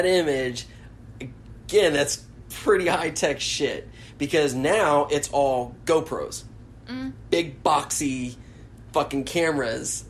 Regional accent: Sanford, Florida, United States; I grew up in Sanford, which is our kind of like ghetto area of Central Florida

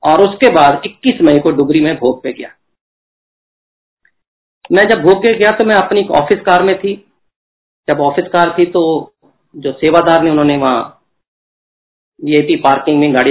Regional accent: Chandigarh, India; मैं तो चंडीगढ़ से हूँ चंडीगढ़ तो यूनियन टेरेटरी है ना पंजाब ना दिल्ली

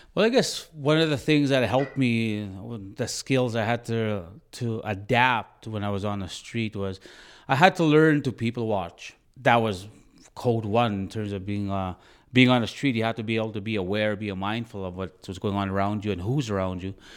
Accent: Bigstone Cree Nation, Northern Alberta, Canada; moved away; I'm originally from Northern Alberta, from a reserve called Big Stone Crane Nation.

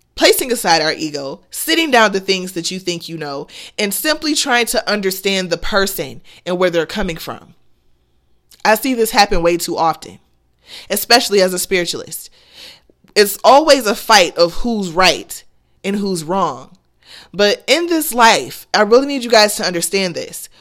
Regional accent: United States; I'm American

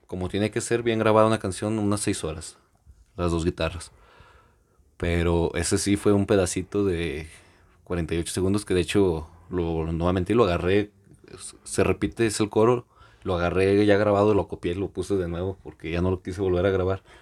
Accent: Mexico; somos mexicanos, que se note que somos mexicanos

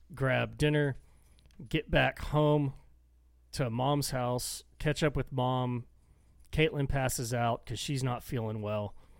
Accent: Texas, United States; accent: thick Texan; I get thick and like mumbly Texan

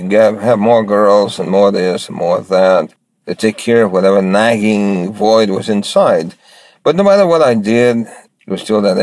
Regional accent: New York City, New York, United States; I grew up in New York City and I was very poor

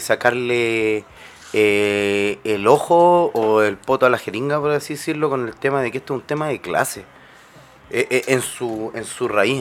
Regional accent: Chile

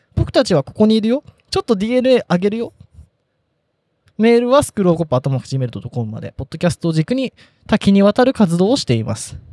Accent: Yokohama, Kanagawa, Japan; 横浜から来ましたみたいな

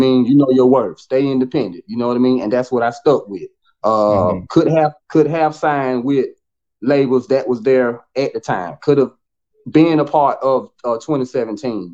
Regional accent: Bennettsville, South Carolina, United States; also born or lived in Clio, South Carolina / Atlanta; Bennettsville. It's, it's still you know, my hometown, still born and raised there

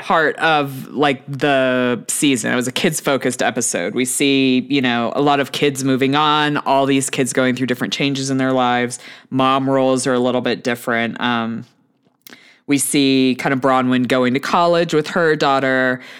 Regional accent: Houston, Texas, United States; I grew up in Texas

